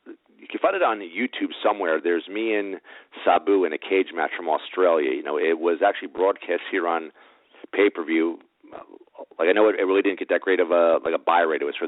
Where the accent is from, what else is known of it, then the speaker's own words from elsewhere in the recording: Rutherford, New Jersey, United States; I grew up in Rutherford, New Jersey, so I'm kind of a hometown guy there.